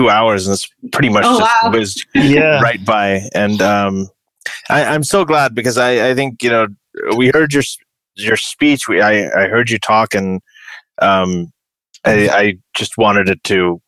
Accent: Saudi Arabia; moved away; growing up in Saudi Arabia

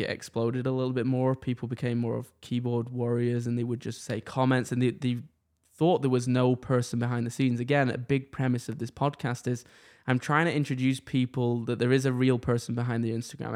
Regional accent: England, United Kingdom; now in Canada; I'm from England

